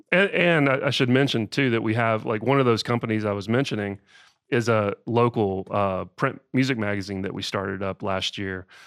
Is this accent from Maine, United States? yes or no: no; Austell, Georgia, United States; I grew up in Georgia, uh, a little town called Austell, which is right, right outside of Atlanta